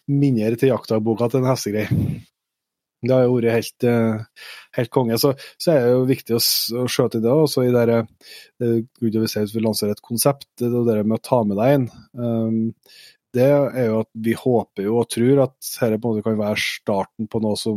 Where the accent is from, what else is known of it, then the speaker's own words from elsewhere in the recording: Norway; som er født og oppvokst i Nye, så har vi liksom aldri sett de barrierene, for vi har vært med fra vi var bitte små.